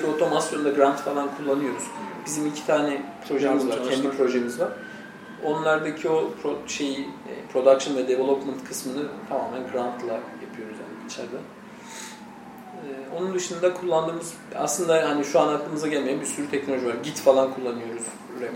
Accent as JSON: {"language": "Turkish", "region": "Trabzon", "country": "Turkey"}